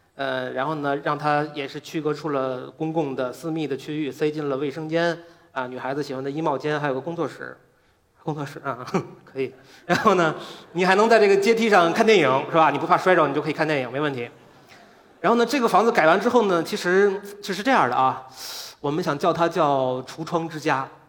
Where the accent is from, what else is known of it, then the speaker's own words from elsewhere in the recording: Beijing, China; 我来自北京，我是一个建筑师